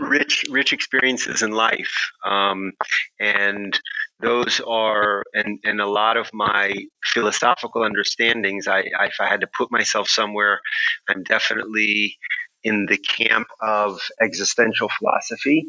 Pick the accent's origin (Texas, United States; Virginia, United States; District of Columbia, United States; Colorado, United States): Texas, United States; Houston; moved away as an adult; also born or lived in Princeton, New Jersey; now in Israel; I was born in Houston, Texas. And grew up there until I went to college at Princeton at age 17